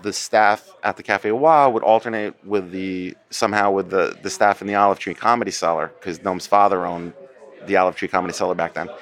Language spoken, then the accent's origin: English; Bergen County, New Jersey, United States; I grew up in New Jersey, Bergen County, New Jersey